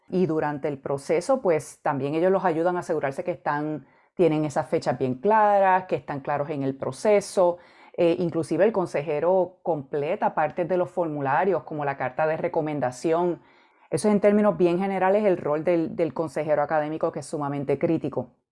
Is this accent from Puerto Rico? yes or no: yes; Arecibo, Puerto Rico; moved away as an adult; also born or lived in Mayagüez, Puerto Rico / Michigan / Illinois; Yo me crié y, me eduqué en Puerto Rico. Yo viví en Arecibo, Puerto Rico, la mayor parte de mi vida.